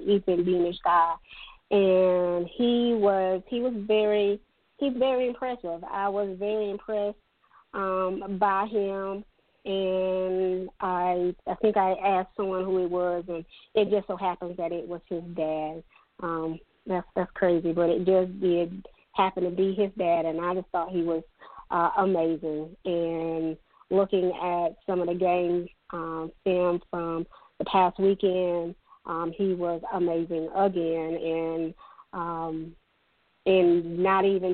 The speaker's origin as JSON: {"language": "English", "area": "the Midlands", "region": "South Carolina", "country": "United States", "said": "I'm from the Midlands here on, you know, this side. So, of course, Dutch Fork is the school on my side"}